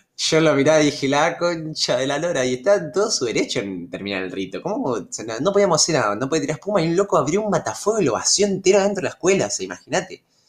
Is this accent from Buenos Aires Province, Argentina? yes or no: no; Rosario, Santa Fe, Argentina; yo soy de Rosario, eh, Santa Fe. Yo en mi secundaria iba al normal 1, hice toda la, toda la eh, jardín o preescolar, primaria y secundaria, hice todo en el normal 1